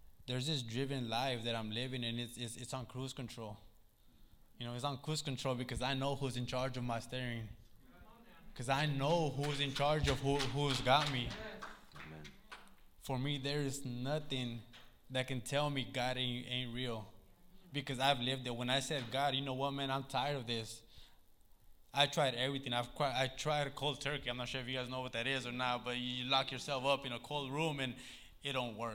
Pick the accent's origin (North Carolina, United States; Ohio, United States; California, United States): California, United States; Sacramento; Growing up in South Sac, Meadowview, man, it was hard